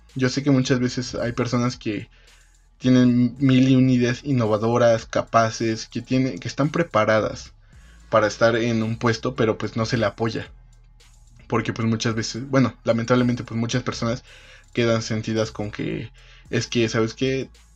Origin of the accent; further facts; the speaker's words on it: Mexico; vamos a salir de esto como país, como mexicanos